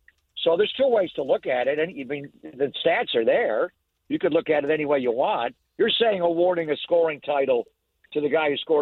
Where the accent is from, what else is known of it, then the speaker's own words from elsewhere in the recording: Buffalo, New York, United States; I'm from Buffalo